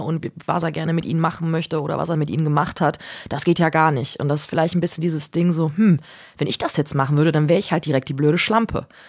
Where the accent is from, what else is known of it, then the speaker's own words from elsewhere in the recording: Cologne, North Rhine-Westphalia, Germany; ich komme äh, komm aus Köln, so und damals war das einfach so Familienbild